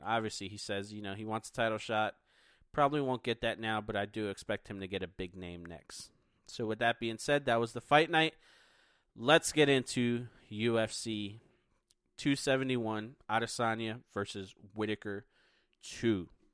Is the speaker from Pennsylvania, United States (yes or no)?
yes; Philadelphia, Pennsylvania, United States; moved away; my hometown of Philadelphia, Pennsylvania